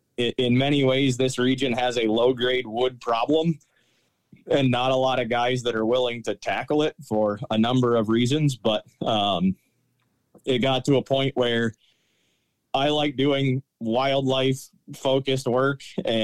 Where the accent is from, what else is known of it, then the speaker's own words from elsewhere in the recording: Connecticut, United States; moved away as an adult; now in Pennsylvania, United States; I grew up in Connecticut, did my 4 years of forestry study at the University of New Hampshire.